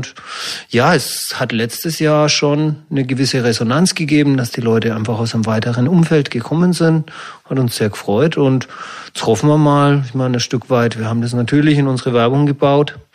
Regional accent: Fürth, Bavaria, Germany; Und da ist mir meine Heimatstadt Fürth eingefallen.

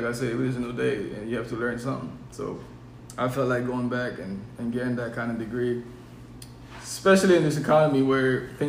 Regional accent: Haiti; moved away; growing up in Haiti

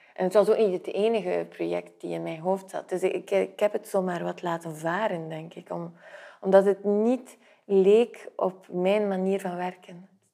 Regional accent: Flanders, Belgium; moved away; also born or lived in south of France / Brussels; ben ik Vlaming.

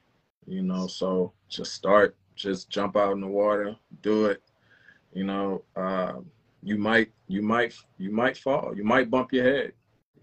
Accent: South Louisiana, United States; I'm from South Louisiana.

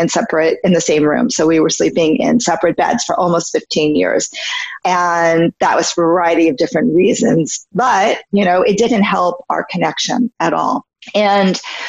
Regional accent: New York, United States; moved away as an adult; now in California, United States; I had been living in New York. I'm from New York

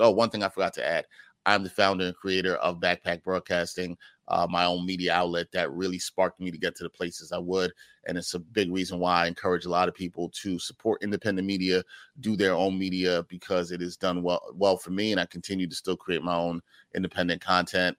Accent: New York City, New York, United States; I am from the Great Borough of Brooklyn, New York City, Big Apple

